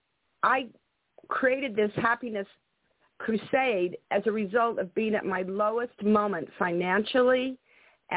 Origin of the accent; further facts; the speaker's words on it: Salt Lake City, Utah, United States; I grew up in Salt Lake City, Utah